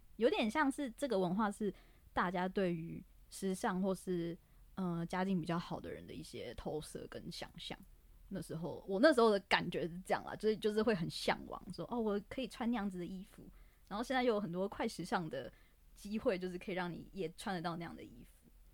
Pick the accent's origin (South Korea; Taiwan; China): Taiwan; Taipei; 因为我是台北的小孩